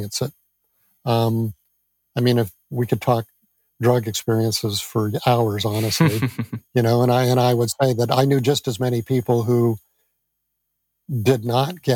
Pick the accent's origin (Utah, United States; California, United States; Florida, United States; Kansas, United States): California, United States; near San Francisco; I grew up near San Francisco